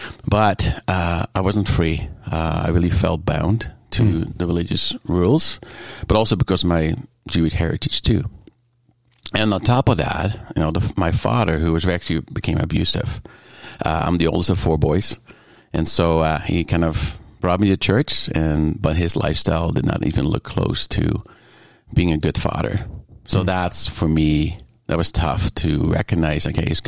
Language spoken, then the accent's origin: English; Netherlands; Yeah, actually, when it comes down to the culture, very much small communities, on your bike.